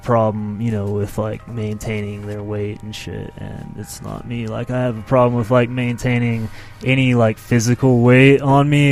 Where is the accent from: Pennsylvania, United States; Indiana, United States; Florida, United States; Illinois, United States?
Florida, United States; Santa Rosa Beach; I grew up pretty much in Santa Rosa Beach, Florida, and moved there when I was probably like in fifth grade